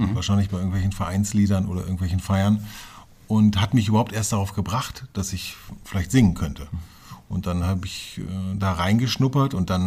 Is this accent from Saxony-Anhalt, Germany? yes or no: no; Hameln, Lower Saxony, Germany; also born or lived in Hanover; ich bin von Hannover nach Hameln gezogen, bin dort äh, aufgewachsen, dann bin ich nach Befern gezogen, auch im Weserbergland, bin ja mhm. ein alter Niedersachse